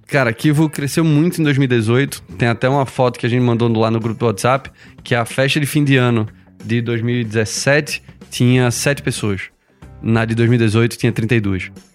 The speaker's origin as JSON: {"language": "Portuguese", "town": "Recife", "region": "Pernambuco", "country": "Brazil", "said": "eu sou publicitário de formação, sou de Recife"}